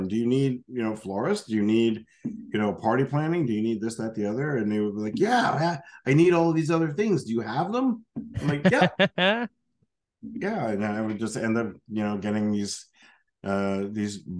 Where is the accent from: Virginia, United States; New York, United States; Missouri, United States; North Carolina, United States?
New York, United States; Yonkers; Born and raised in Yonkers, New York, just outside